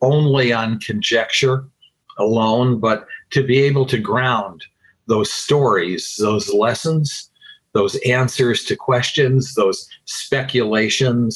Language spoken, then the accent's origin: English; Utica, New York, United States; in my hometown, upstate New York, ultimately leading me to run for mayor of my little city, Utica